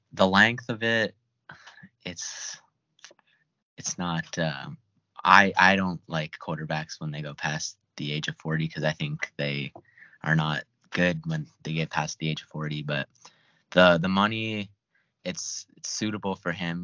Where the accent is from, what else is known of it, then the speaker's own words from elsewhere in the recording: Detroit, Michigan, United States; I'm from Detroit, Michigan.